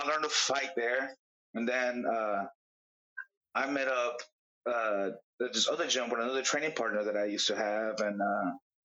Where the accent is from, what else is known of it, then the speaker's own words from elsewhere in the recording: Dallas, Texas, United States; I'm from Dallas.